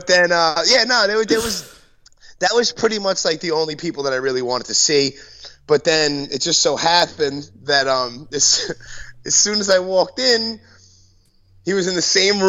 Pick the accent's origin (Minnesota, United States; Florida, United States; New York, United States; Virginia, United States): New York, United States; New York City; I'm from Brooklyn